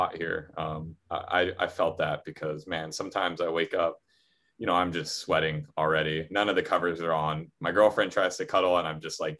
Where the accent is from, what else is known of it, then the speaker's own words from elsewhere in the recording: Waialua, Hawaii, United States; now in Honolulu, United States; I'm from Oahu. I'm from the North Shore. I grew up in in Wailua, actually. So it's funny. I live in town now, and it's like, I remember when I moved into town, you know, Wailua, it's like, there's like one road and it's 35 miles an hour.